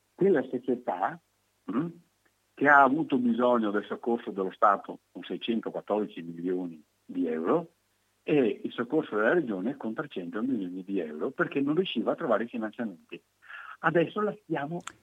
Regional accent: Veneto, Italy

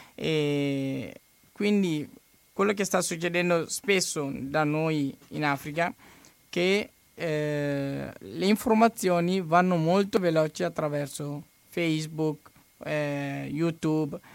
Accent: Mali; Italian is a second language; now in Italy

